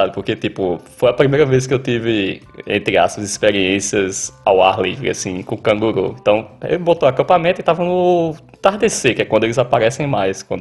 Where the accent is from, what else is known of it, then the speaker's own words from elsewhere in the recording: Northeast Region, Brazil; now in Australia; Eu, eu, eu, como nordestino, eu costumo dizer que canguru é como jumento no Ceará.